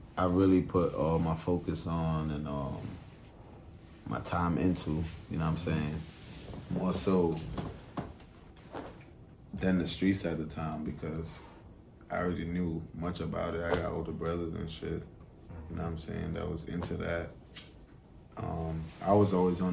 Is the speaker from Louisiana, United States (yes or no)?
no; New York City, New York, United States; moved away as an adult; now in Atlanta, United States; I'm from Brooklyn, East New York